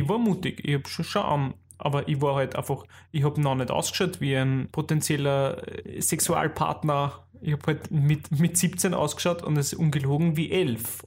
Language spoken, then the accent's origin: German; Austria; accent: Austrian dialect; in unserem österreichischen Dialekt